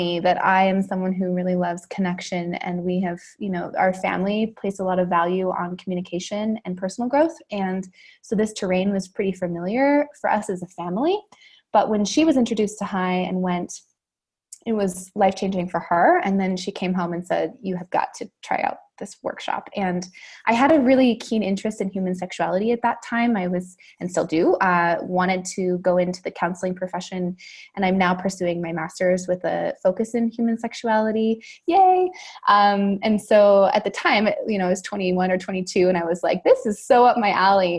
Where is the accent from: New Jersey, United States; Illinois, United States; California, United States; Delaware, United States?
California, United States; Santa Barbara; I was back in my hometown, which is Santa Barbara, California.